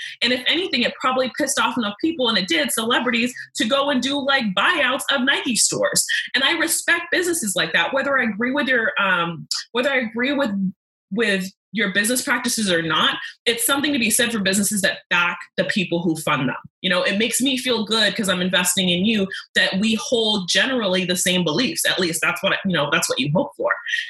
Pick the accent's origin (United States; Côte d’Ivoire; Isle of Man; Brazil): Côte d’Ivoire; born there; Because I was born in the Ivory Coast, which is colonized by the French.